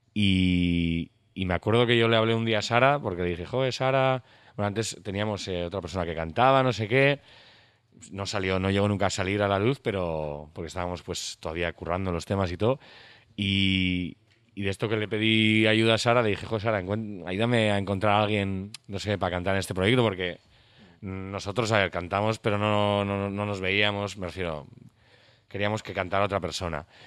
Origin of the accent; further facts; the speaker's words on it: San Sebastián, Basque Country, Spain; somos de Donosti